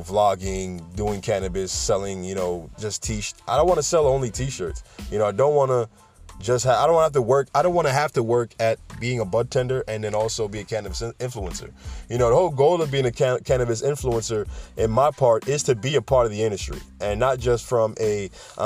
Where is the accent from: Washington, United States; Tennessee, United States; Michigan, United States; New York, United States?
New York, United States; New York City; where I'm from the Bronx, all right? I'm from New York City